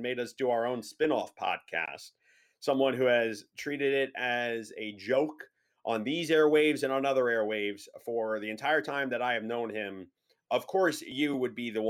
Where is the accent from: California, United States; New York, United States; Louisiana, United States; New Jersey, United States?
New Jersey, United States; And my MLS team comes first because I'm actually from New Jersey.